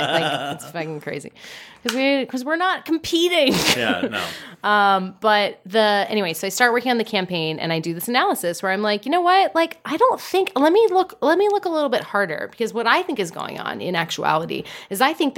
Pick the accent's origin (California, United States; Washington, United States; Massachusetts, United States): California, United States; Los Angeles; moved away as an adult; also born or lived in Boston; Oh, Los Angeles